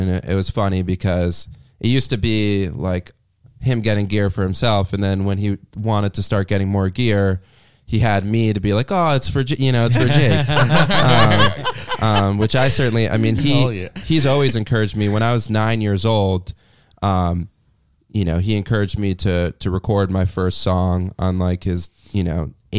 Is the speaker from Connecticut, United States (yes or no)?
yes; New Haven, Connecticut, United States; Well, it's funny because when I was growing up, I grew up like right outside New Haven, and Yale hockey was like a really big program for, you know, youth hockey for a lot of people.